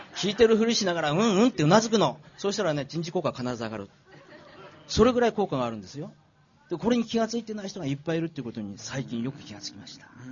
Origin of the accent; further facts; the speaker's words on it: Miyagi, Japan; 宮城で生まれて